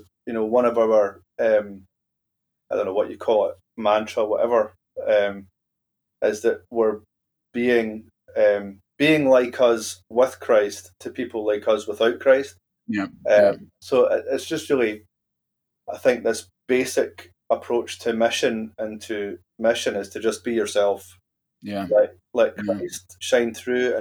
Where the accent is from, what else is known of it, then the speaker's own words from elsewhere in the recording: Glasgow, Scotland, United Kingdom; moved away; also born or lived in central belt, Scotland; I was born in Glasgow, and I ended up living in Glasgow when I was, well, kind of when I was older, in mid to late 20s